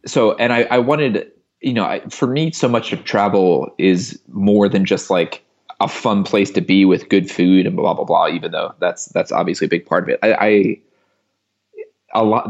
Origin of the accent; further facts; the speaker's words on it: Philadelphia, Pennsylvania, United States; moved away as an adult; also born or lived in Vancouver, Canada / India; we're from the same like suburbs of Philadelphia